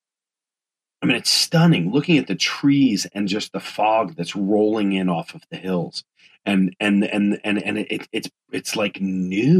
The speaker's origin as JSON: {"language": "English", "region": "East Coast", "country": "United States", "said": "I'm from the East Coast"}